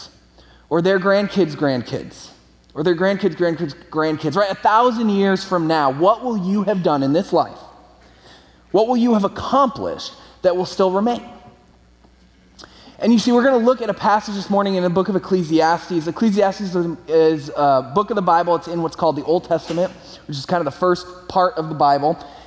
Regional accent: California, United States; I'm from California, moved back to California

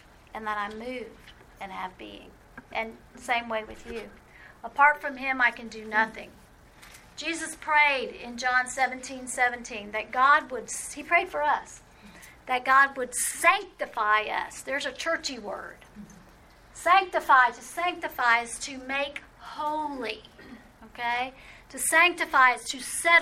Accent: New Orleans, Louisiana, United States; Growing up in New Orleans

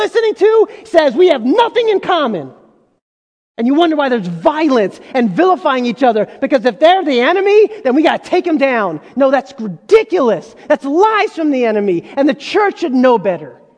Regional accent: United States; I was a part of this group of other Egyptians who had immigrated, and we were kind of first generation born in America

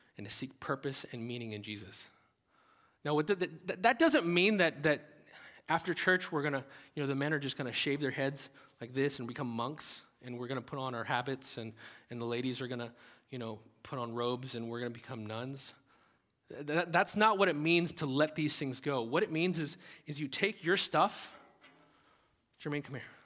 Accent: United States; as Americans

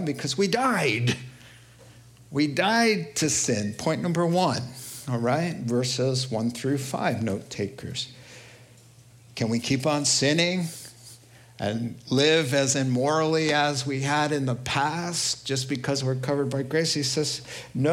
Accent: New York, United States; accent: New York; I can really only do New York. That's all my accent said.

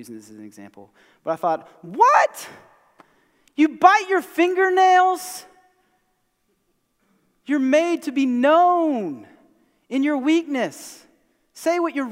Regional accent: Mount Pleasant, South Carolina, United States; I grew up here in America, East Cooper, east of the Cooper

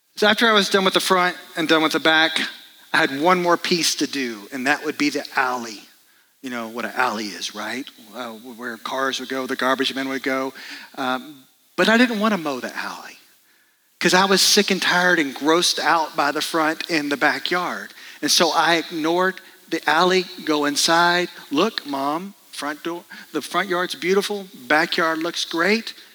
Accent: Dallas, Texas, United States; moved away; I grew up in Dallas, Texas, and my job as part of the family was to mow the yard.

